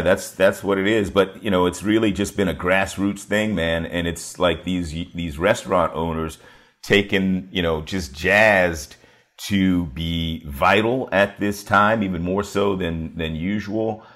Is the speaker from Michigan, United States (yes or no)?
no; Washington, District of Columbia, United States; also born or lived in York County, Virginia; I grew up in Washington, D C